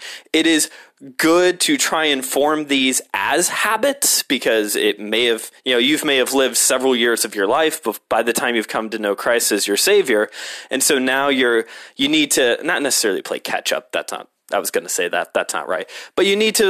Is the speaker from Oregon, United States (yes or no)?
no; Hammond, Indiana, United States; I grew up in Hammond